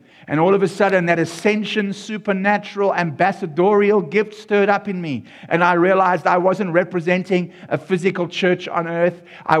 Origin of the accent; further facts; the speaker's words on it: South Africa; Xhosa and Afrikaans so that you could get a feeling of the language and the culture and being in my home country.